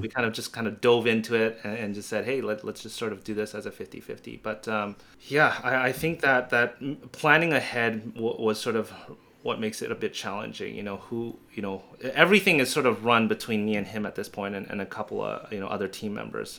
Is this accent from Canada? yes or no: yes; Canada; I'm a Canadian